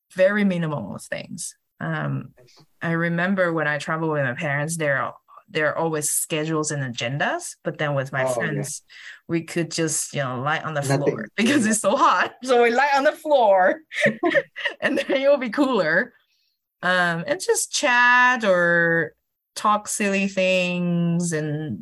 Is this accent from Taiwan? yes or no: yes; Kaohsiung, Taiwan; moved away as an adult; now in Denver, United States; my hometown, Kaohsiung